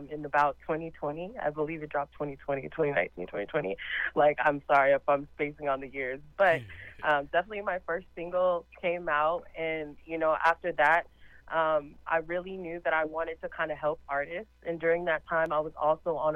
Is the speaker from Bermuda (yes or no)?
no; Los Angeles, California, United States; moved away; we lived in L.A. because I'm originally from Los Angeles